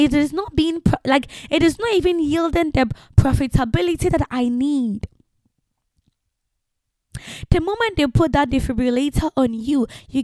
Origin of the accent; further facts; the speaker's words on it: Ghana; also born or lived in France; now in England; Ghanaians tend not to publish their age